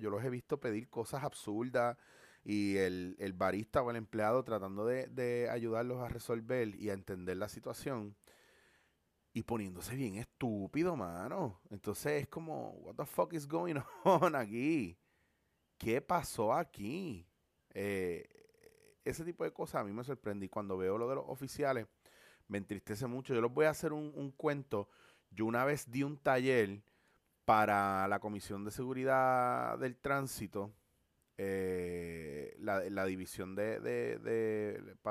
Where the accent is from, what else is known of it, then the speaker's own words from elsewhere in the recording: Puerto Rico; como puertorriqueños